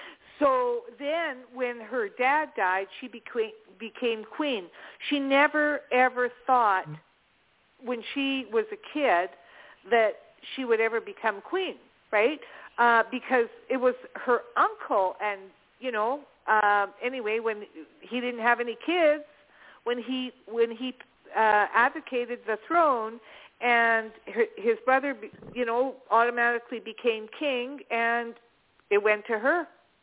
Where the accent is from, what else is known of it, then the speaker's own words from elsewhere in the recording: Canada; I can catch a lot of it here because I'm Canadian.